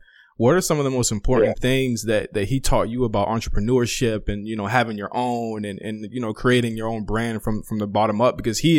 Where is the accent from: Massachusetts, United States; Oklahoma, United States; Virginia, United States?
Virginia, United States; now in Los Angeles, United States; I'm from Virginia originally and I moved out